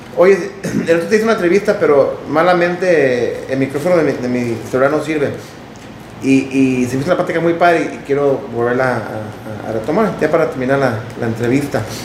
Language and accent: Spanish; United States; moved away as an adult; now in Mexico; Yo, yo nací en Estados Unidos, me crié allá